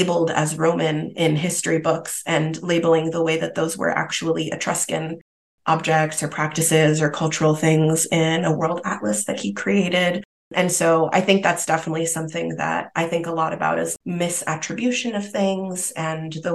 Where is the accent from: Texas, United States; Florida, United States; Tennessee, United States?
Florida, United States; Miami; also born or lived in Italy; growing up in Miami